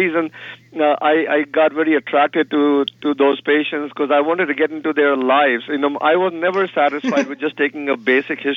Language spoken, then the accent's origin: English; India; moved away; being from India, and I grew up in India